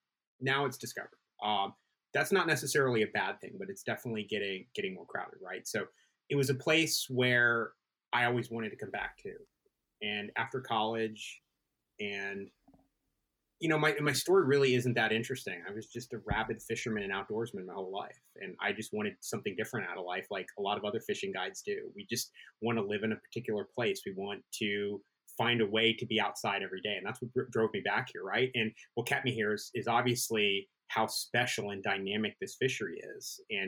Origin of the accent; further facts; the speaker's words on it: North Carolina, United States; So I moved around a lot as a kid, but we have a long family history here. So I grew up here in Carter County. Not my whole childhood, but a fair amount of it.